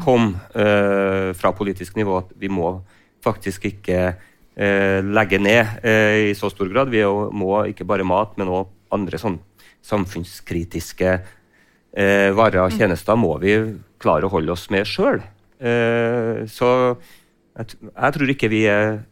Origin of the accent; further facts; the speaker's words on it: Frosta, Trøndelag, Norway; jeg kommer jo selv fra Frosta og jobber selv i gartnerinæringa